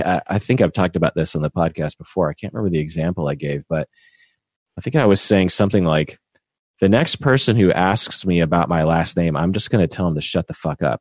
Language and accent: English; Washington, United States; I feel very Washingtonian and very American